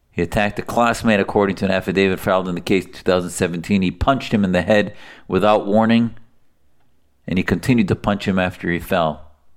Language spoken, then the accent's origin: English; Syria; now in United States; I'm from Syria